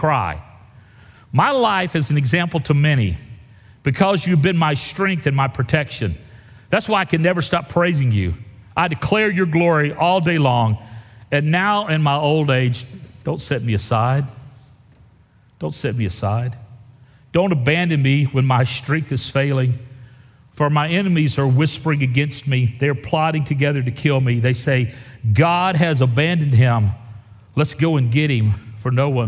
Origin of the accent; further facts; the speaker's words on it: Wimberley, Texas, United States; I'm from Wimberley